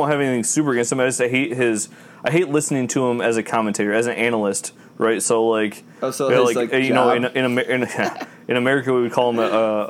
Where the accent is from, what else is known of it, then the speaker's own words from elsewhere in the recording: United States; As an American